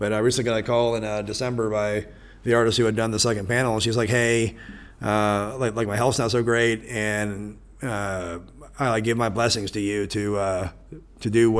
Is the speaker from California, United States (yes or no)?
no; Topeka, Kansas, United States; It's my hometown.